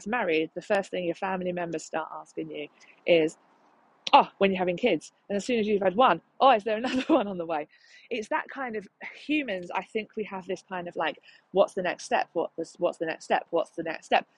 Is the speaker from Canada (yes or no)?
no; London, United Kingdom; I'm from London